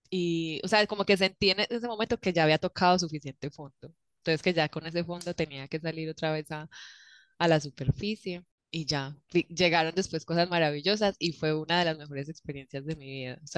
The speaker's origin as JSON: {"language": "Spanish", "country": "Colombia", "moved": "as an adult", "said": "primero voy a contar uno de cuando me fui de Colombia, cuando decidí renunciar a mi trabajo"}